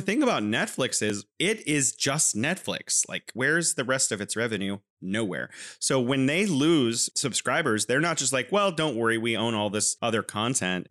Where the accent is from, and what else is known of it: California, United States; now in Wuhan, China